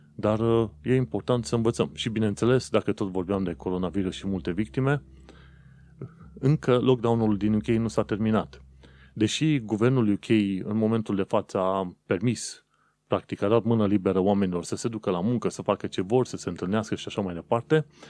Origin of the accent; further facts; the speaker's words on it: Romania; eu sunt român